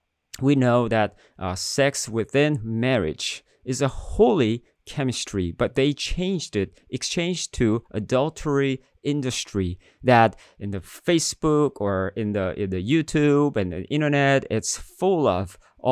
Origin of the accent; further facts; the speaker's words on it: South Korea; When I grew up in Korea, in middle school, I was a pretty good student